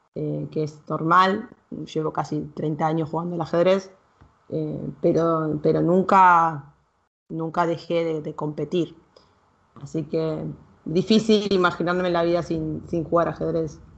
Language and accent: Spanish; Argentina; Yo soy argentina y tengo otra cultura, otras creencias